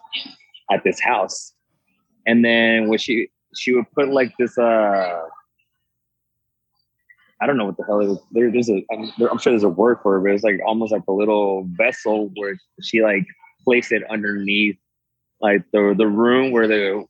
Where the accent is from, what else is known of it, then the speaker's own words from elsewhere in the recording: Mesquite, Texas, United States; also born or lived in Monterrey, Mexico; I did go to high school in Mesquite